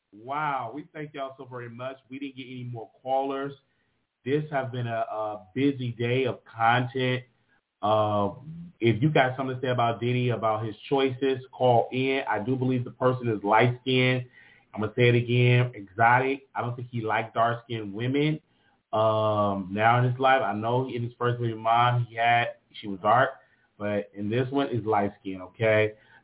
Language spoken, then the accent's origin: English; Alabama, United States; Y'all is not gonna come from Florida. I came from Alabama.